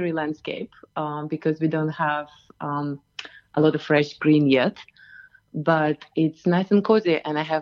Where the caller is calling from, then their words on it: Katoomba, New South Wales, Australia; I am calling from Katoomba and um, it's rather chill morning here.